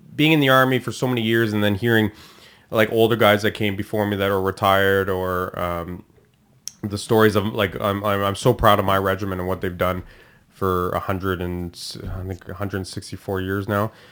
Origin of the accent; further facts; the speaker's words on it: Canada; I'm Canadian, first generation born here